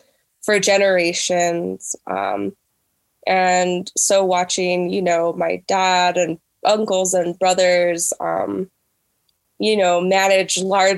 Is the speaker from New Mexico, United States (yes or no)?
yes; Sandia Pueblo, New Mexico, United States; I am from San Diego, Pueblo. I live here. I've grown up here. But I'm also Yuchi from the Oklahoma area on my mother's side. So I'm a Pueblo Southern Plains.